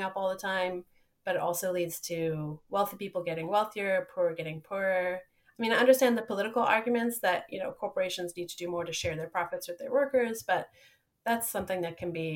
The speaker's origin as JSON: {"language": "English", "town": "Johannesburg", "region": "Gauteng", "country": "South Africa", "tie": "born or raised there", "also_born_or_lived": "Nebraska", "moved": "yes", "said": "I grew up somewhere else in Johannesburg, South Africa."}